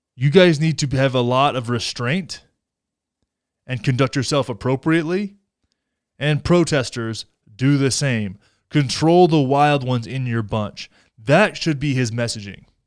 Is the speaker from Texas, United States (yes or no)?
yes; Texas, United States; my home state of Texas